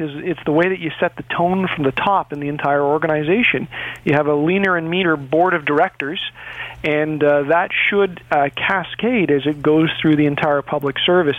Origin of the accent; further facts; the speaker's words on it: Toronto, Ontario, Canada; I grew up in Etobicoke